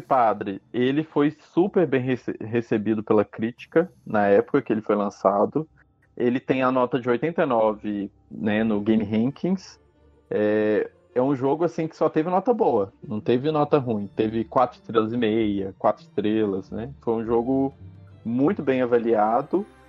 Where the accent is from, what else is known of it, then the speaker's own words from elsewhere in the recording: Brazil; a gente é brasileiro